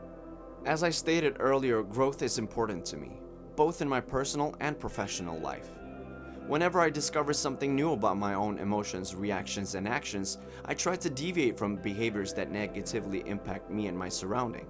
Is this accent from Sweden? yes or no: yes; Sweden; moved away as an adult; now in Latvia; I'm from Sweden, but currently I'm a third-year medical student living in Latvia.